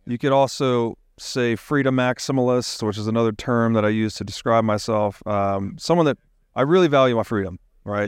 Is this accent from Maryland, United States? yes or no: no; Tennessee, United States; growing up in Tennessee, you're outside a lot, looking at the stars